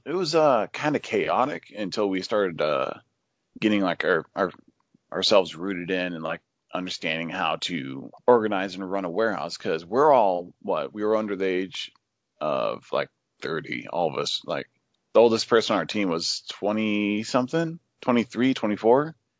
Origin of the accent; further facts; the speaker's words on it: Oregon, United States; I was born and raised in Oregon, uh, which is, uh, on the west coast of the United States.